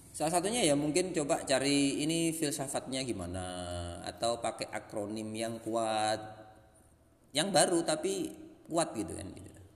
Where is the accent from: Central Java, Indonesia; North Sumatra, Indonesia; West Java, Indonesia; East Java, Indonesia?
East Java, Indonesia; Lamongan; moved away; Lamungan tempat saya itu keren, itu setelah saya bertahun-tahun tinggal di luar Lamungan